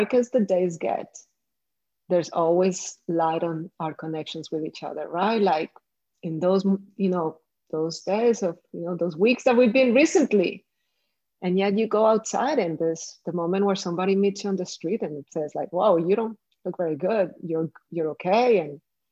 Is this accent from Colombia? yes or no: yes; Colombia; I come from Colombia